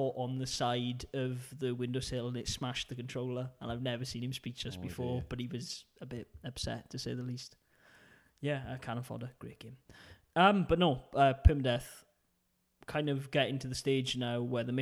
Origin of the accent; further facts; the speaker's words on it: Wales, United Kingdom; accent: Welsh; it's my Welsh accent